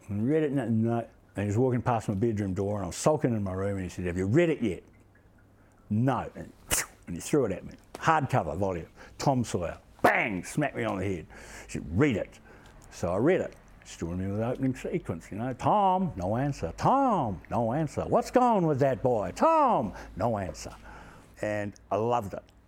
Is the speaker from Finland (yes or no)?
no; Motueka Valley, Tasman, New Zealand; I grew up in the Motueka Valley on a farm by a river